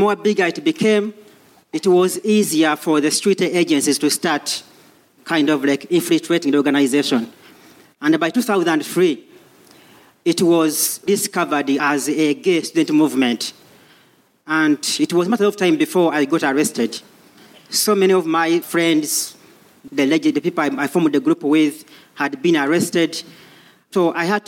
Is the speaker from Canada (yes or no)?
no; Uganda; moved away as an adult; now in London, United Kingdom; I come from Uganda originally.